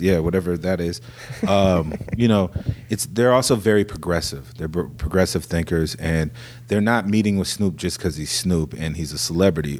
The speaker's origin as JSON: {"language": "English", "town": "Des Moines", "region": "Iowa", "country": "United States", "tie": "born or raised there", "moved": "yes", "lives_now": "Southern California, United States", "said": "I was born in Des Moines"}